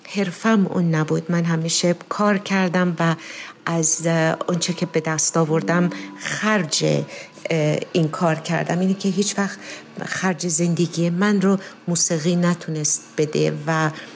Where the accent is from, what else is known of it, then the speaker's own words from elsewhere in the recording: Iran; moved away as an adult; now in United States; صدا رو در ایران یه مقدار کار کردم ولی اینجام در کالج به اصطلاح صدا به روی صحنه رو کار کردم در ایران با رضا بهزادی کار میکردم همون سالهای در واقع یک سال اول انقلاب چون خیلی زود بعد از اون از ایران اومدم بیرون